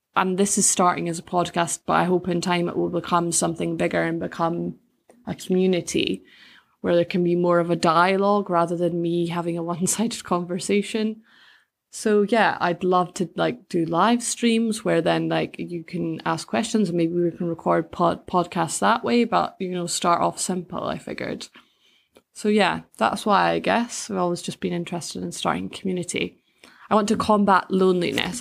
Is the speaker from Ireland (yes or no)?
no; Bankfoot, Scotland, United Kingdom; moved away as an adult; now in Edinburgh, United Kingdom; I grew up in a little village outside of Perthshire called Bankfoot